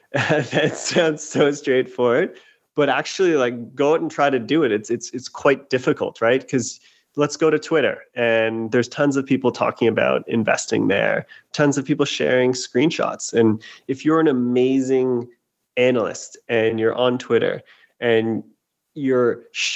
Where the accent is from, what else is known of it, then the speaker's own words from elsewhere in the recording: Canada; moved away as an adult; now in United States; I'm originally Canadian. I moved down to the States in 2008 to work in investment banking